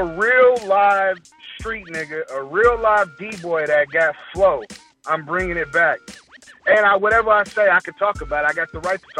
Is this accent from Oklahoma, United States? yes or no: yes; Oklahoma, United States